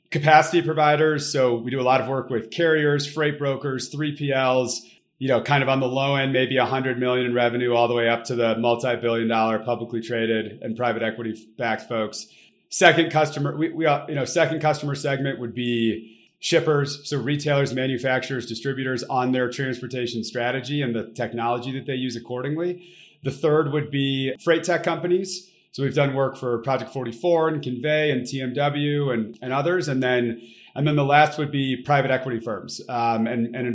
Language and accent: English; Detroit, Michigan, United States; so I you know m- moved around a, a, a fair amount as a kid, but consider myself to be from the Detroit suburbs of Michigan